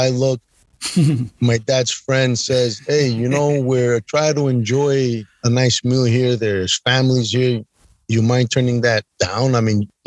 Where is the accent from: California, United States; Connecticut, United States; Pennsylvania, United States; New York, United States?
New York, United States; I'm from New York